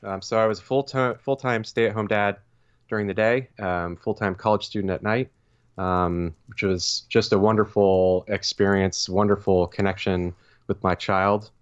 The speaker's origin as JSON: {"language": "English", "region": "Vermont", "country": "United States", "tie": "born or raised there", "also_born_or_lived": "Stowe, Vermont / Burlington, Vermont / Cleveland, Ohio", "moved": "as an adult", "lives_now": "Lancaster, Pennsylvania, United States", "said": "born and raised in the great state of Vermont"}